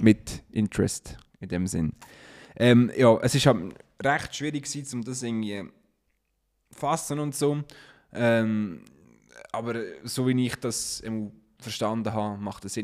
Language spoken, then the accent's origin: German; Switzerland; accent: Swiss German; wir dann untereinander Schweizerdeutsch reden